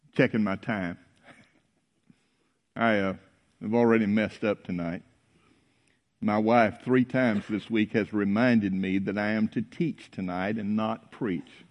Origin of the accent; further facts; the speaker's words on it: North Mississippi, United States; When I was a boy growing up in North Mississippi